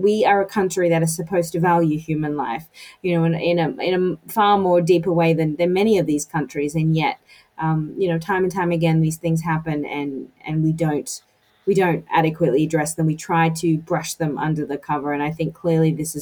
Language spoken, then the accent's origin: English; United States; as an American